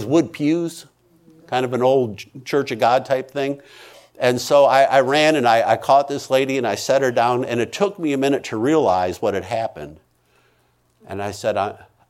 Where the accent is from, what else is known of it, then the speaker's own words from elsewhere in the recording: United States; I'm an American